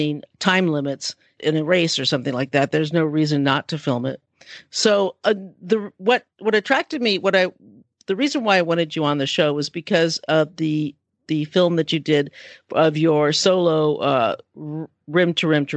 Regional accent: California, United States; I'm a California girl

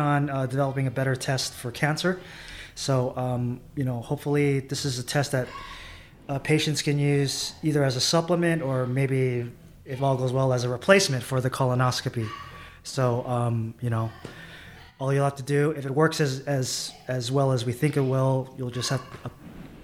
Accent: San Diego, California, United States; moved away as an adult; now in Bay Area, United States; I grew up in San Diego, California

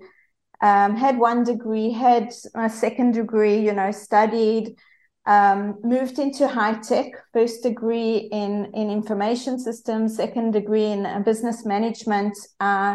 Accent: South Africa; accent: South African; as you can hear from my accent, I'm South African

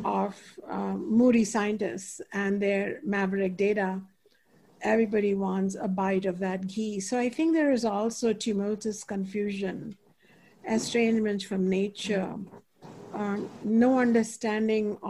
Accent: India; moved away; when I was growing up in India

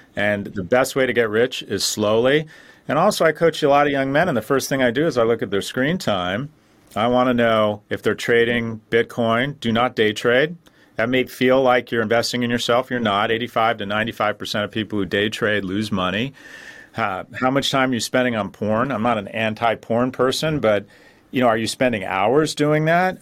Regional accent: Los Angeles, California, United States; moved away as an adult; now in New York, United States; I grew up in Westwood

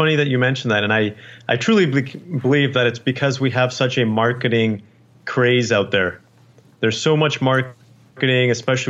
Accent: Canada; born there; Actually, I was born

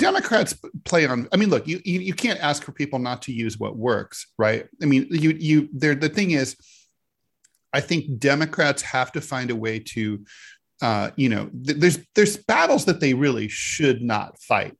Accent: Dayton, Ohio, United States; I grew up in the Rust Belt

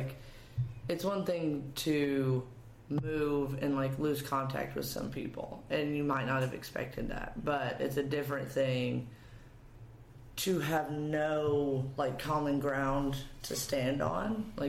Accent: East Tennessee, United States; moved away as an adult; also born or lived in Cookeville, Tennessee; now in Nashville, United States; Well, so I'm from East Tennessee.

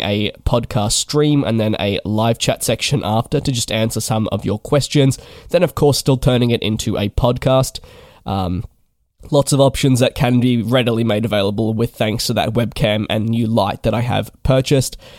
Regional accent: Melbourne, Victoria, Australia; moved away as an adult; I am from Melbourne, my home, uh, where my parents live and where I guess I was based for eighteen years

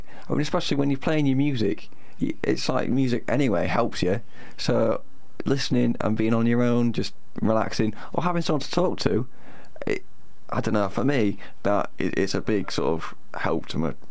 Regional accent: Sheffield, Yorkshire and the Humber, United Kingdom; I'm from Sheffield

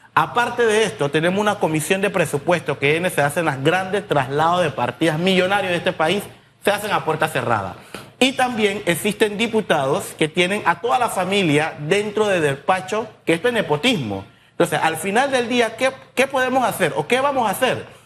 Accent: Colón, Panama; yo vengo del sector de Barrio Norte

